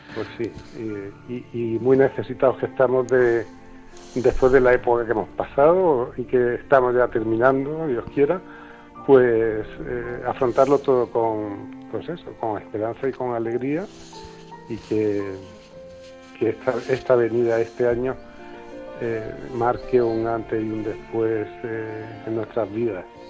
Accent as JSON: {"language": "Spanish", "town": "Granada", "region": "Andalusia", "country": "Spain", "tie": "born or raised there", "moved": "as an adult", "lives_now": "Málaga, Spain", "said": "llegamos a Málaga pues hace eso, 35 años, y yo ya me siento malagueño, aunque nací en Granada"}